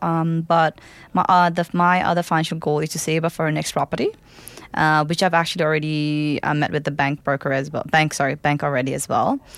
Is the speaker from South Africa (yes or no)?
no; Kathmandu, Bagmati, Nepal; English is a second language; now in Melbourne, Australia; I'm from Kathmandu, the capital city of Nepal